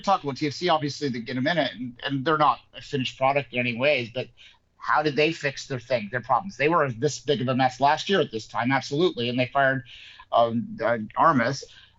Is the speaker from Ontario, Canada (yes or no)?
yes; Toronto, Ontario, Canada; I am from Toronto